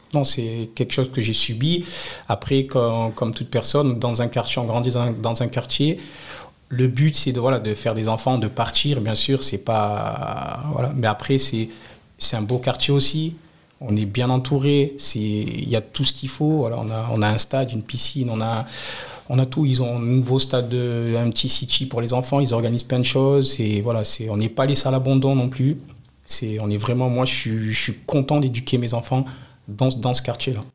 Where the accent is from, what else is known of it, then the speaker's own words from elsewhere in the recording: France; Je suis né au Moulin. Si j'ai grandi au Moulin, j'ai voilà, j'ai toute ma famille au Moulin